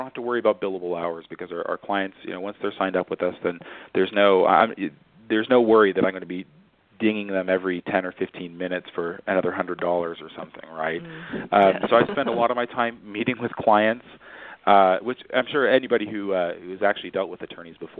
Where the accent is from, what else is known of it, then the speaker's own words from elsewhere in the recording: California, United States; I grew up in California